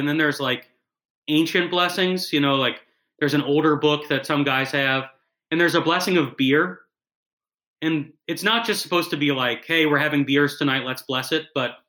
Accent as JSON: {"language": "English", "town": "Cincinnati", "region": "Ohio", "country": "United States", "tie": "born or raised there", "moved": "yes", "said": "And I grew up in the Cincinnati area."}